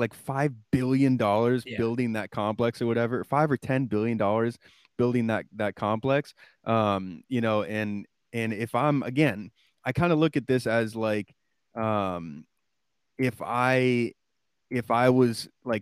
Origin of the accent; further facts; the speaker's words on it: New England, United States; I grew up in New England, and those are my teams, Red Sox, Patriots, Bruins, Celtics